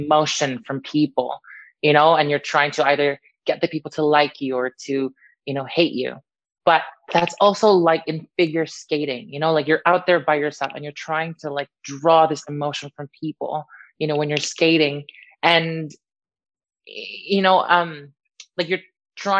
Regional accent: Canada; also born or lived in Niagara Falls / Philippines; now in Wales, United Kingdom; I'm Canadian

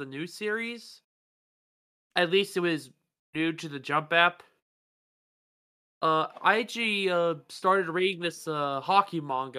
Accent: Pittsburgh, Pennsylvania, United States; I grew up in the Pittsburgh Penguins area

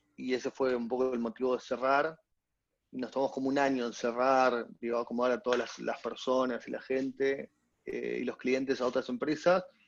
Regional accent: Córdoba, Argentina; Soy, argentino también. Claro. soy cordobés

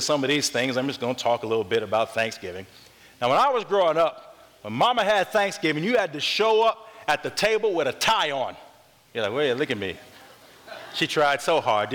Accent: North Carolina, United States; I'm from North Carolina

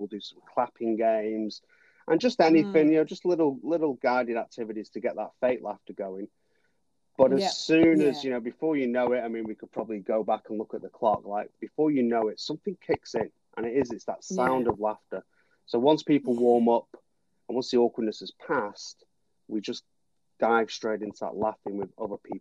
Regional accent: Manchester, North West England, United Kingdom; born or raised there; moved away as an adult; now in New Zealand

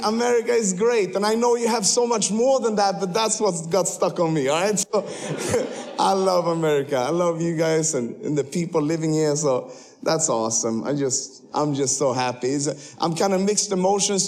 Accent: Sweden; moved away as an adult; now in Kenya; you cannot see that I'm from Sweden, but I actually was born there

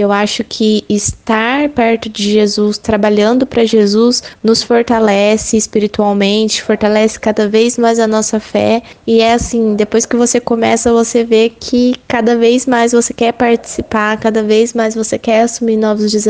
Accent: Agudos, São Paulo, Brazil; Eu tenho 23 anos e eu sou da cidade de Agudos, que fica no interior de São Paulo.

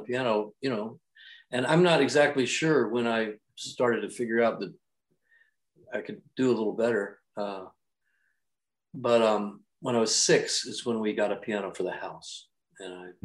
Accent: Refugio, Texas, United States; born or raised there; moved away

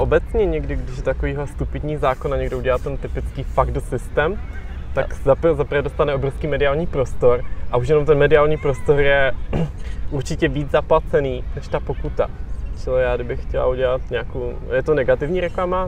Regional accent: Czechia

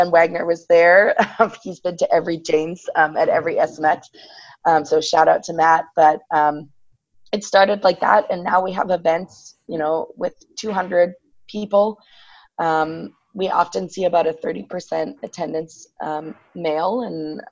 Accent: Ireland; I grew up in Ireland

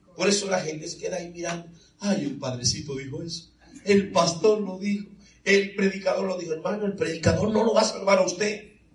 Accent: Santo Domingo, Dominican Republic; now in Florida, United States; yo soy de la República Dominicana, es decir, que soy de Santo Domingo

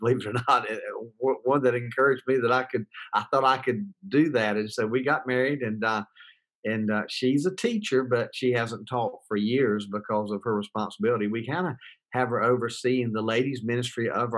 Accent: Goldsboro, North Carolina, United States; I was raised in Goldsboro, North Carolina.

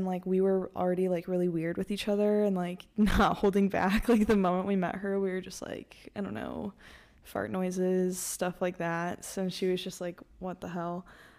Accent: Lake Villa, Illinois, United States; moved away as an adult; now in Milwaukee, United States; I'm from Lakeville, Illinois, which is like the Six Flags area.

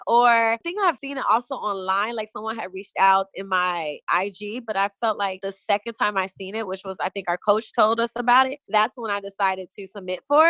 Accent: Chicago, Illinois, United States; moved away; also born or lived in Atlanta; I'm originally from Chicago, Illinois

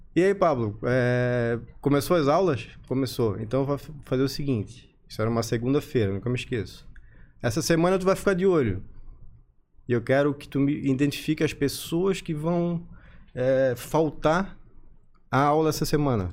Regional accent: Florianópolis, Santa Catarina, Brazil; eu sou natural de Florianópolis

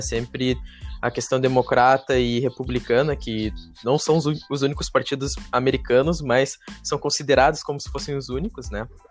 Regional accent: Brazil; para nós brasileiros

